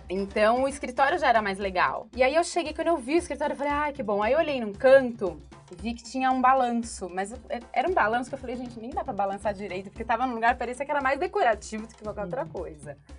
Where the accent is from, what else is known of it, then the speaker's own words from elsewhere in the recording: São Bernardo do Campo, São Paulo, Brazil; eu sou de São Bernardo, faculdade de é São Bernardo